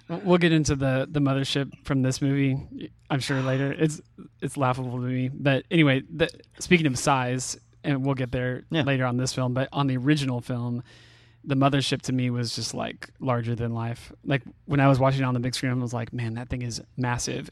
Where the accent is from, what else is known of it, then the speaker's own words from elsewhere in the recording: California, United States; moved away; I grew up in California